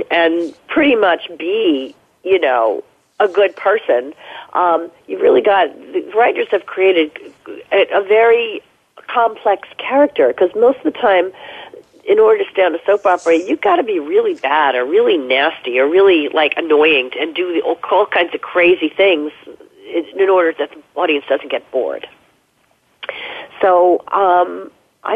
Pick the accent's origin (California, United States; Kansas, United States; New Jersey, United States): New Jersey, United States; moved away; also born or lived in New York City; I grew up in New Jersey. You know, in suburban New Jersey, in a home, in a house when I was a little kid